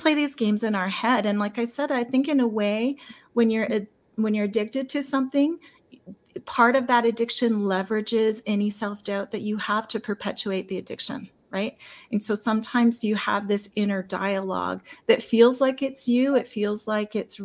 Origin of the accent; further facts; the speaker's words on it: Lethbridge, Alberta, Canada; I'm in Lethbridge